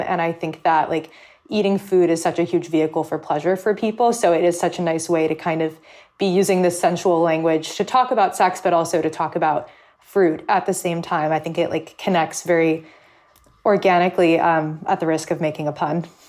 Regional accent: California, United States; now in New York, United States; I grew up in California

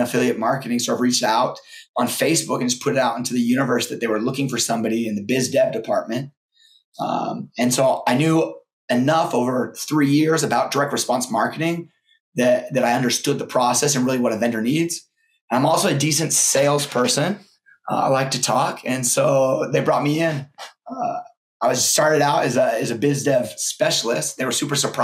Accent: Boise, Idaho, United States; I'm from Boise, Idaho, and I wanted to get back home where my family lived

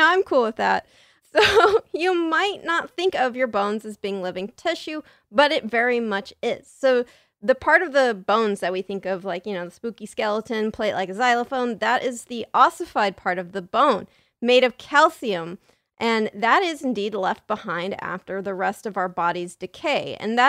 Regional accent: San Diego, California, United States; San Diego.

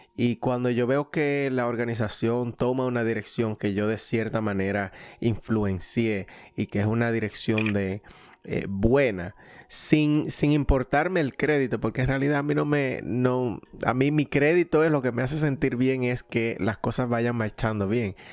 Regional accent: Dominican Republic; dominicanos que somos

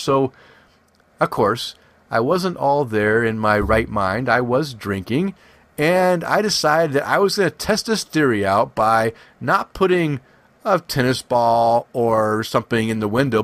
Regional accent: West Coast, United States; I'm from the West Coast

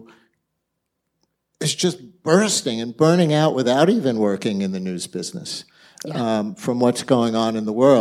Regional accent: New York City, New York, United States; also born or lived in Bronx; I started life in the Bronx. My first Yankee games were in the Bronx, but I really grew up in Queens

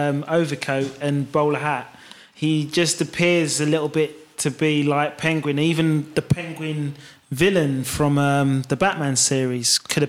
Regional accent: London, United Kingdom; me being a Londoner

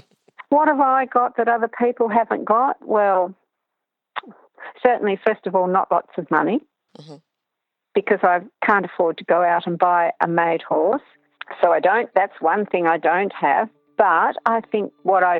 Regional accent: Tasmania, Australia; I was from Tasmania

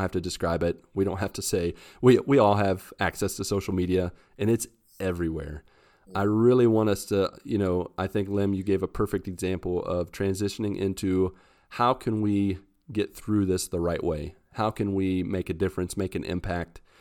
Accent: West Virginia, United States; moved away as an adult; I'm from West Virginia

